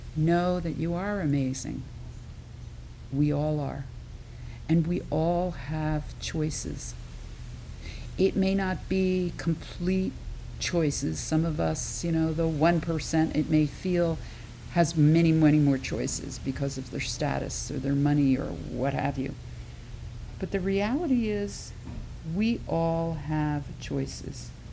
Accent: Philadelphia area suburbs, Pennsylvania, United States; I grew up outside of the Philadelphia area in the suburbs

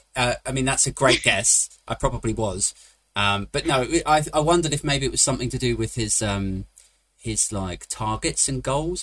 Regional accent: United Kingdom; I am British

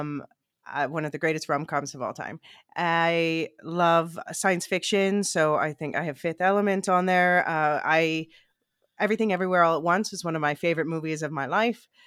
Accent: Philadelphia, Pennsylvania, United States; moved away as an adult; now in Amsterdam, Netherlands; I grew up in Philly

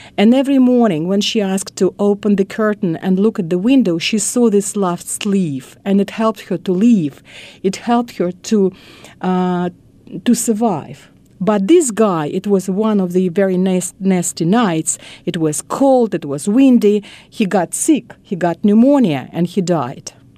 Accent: Moscow, Russia; English is a second language; moved away as an adult; now in United States; I was born in Moscow. It was a long time ago, 1961, and my family was in Moscow also

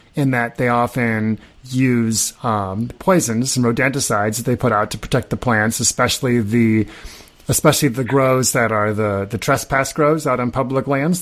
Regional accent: Nebraska, United States; I grew up in Nebraska.

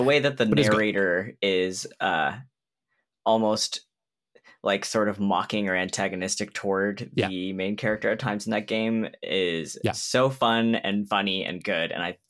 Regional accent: Kansas City, United States; Okay, so does this movie take place in Kansas City? Because I'm from Kansas City and I should watch it if that's the case.

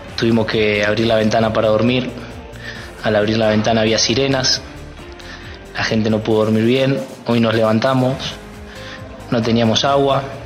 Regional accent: Argentina; como argentino y como, como hoy jugador y representante de la selección argentina

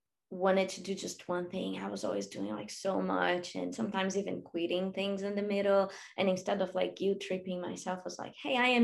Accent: Brazil; also born or lived in Australia / Europe; now in United States; I grew up in Brazil

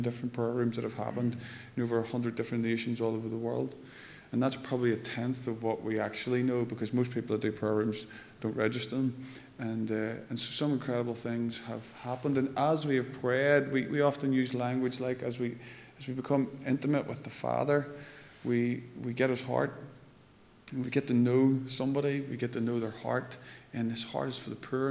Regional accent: Lurgan, Northern Ireland, United Kingdom; now in Moira, United Kingdom; I come from Lurgan. I live in Moira now, which is sort of upper Lurgan

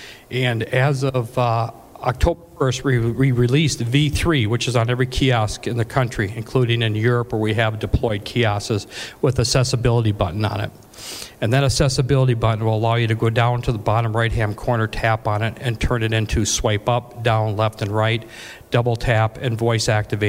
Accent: Minnesota, United States; Scott Egan, obviously, from my home state of Minnesota.

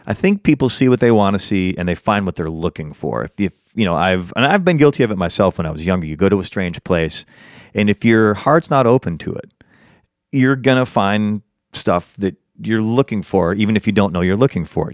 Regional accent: United States; I'm an American. I pay taxes in America. I speak the American version of English

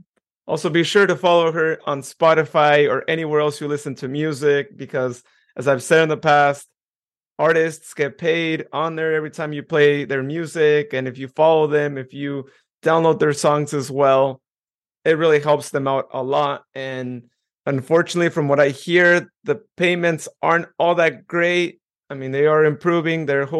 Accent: Modesto, California, United States; I'm from Modesto

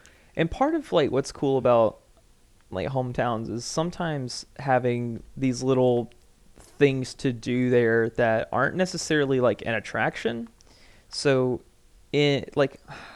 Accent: Milledgeville, Georgia, United States; also born or lived in Ivy, Georgia; I'm from Millsville, they're like, oh, like, you're out from the middle of nowhere.

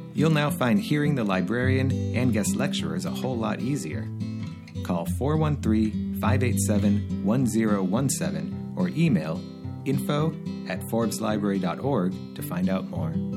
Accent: Andover, Massachusetts, United States; moved away; living in the town I grew up in Andover, Massachusetts

